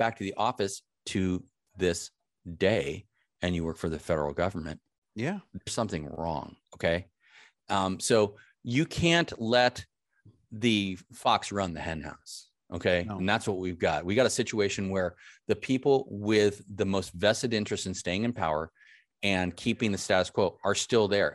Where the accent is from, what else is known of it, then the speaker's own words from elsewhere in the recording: California, United States; me as a Californian, native Californian, I'm a fifth generation Californian